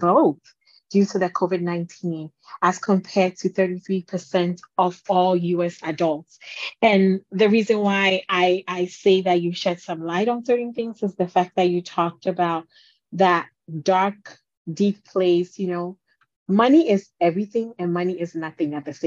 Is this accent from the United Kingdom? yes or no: no; Ghana; I'm from Ghana